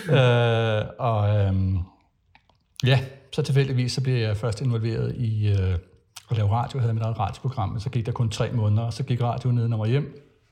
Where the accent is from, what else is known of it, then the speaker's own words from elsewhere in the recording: Frederiksberg, Capital Region of Denmark, Denmark; also born or lived in Jutland / Farum Midtpunkt; faktisk så blev jeg født i Jylland og havde også nogle år i Farve Midtpunkt, men altså har boet på, på Frederiksberg i det meste af min barndom